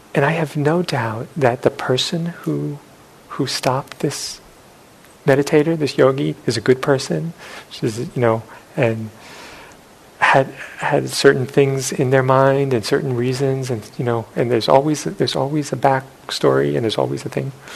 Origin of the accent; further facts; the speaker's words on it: New York City, New York, United States; growing up in New York City